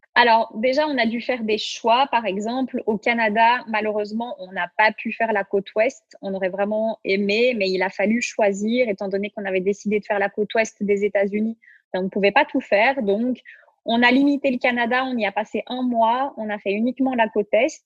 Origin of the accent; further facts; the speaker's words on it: Belgium; now in Switzerland; Donc nous, on habite en Suisse, mais on est belges tous les deux